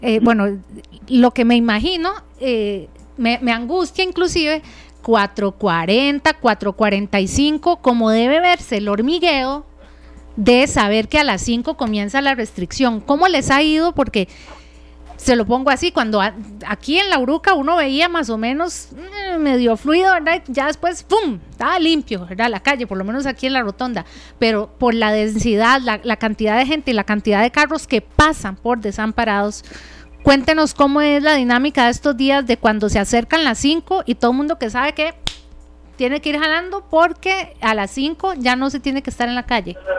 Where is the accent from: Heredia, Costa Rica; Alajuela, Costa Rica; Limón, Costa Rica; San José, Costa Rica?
Heredia, Costa Rica; los heredianos también estamos